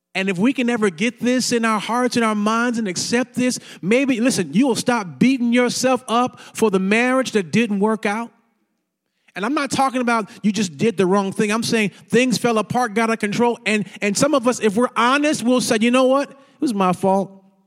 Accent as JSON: {"language": "English", "town": "St. Louis", "region": "Missouri", "country": "United States", "tie": "born or raised there", "also_born_or_lived": "Fort Worth, Texas", "moved": "yes", "lives_now": "Dallas, United States", "said": "I grew up in Missouri"}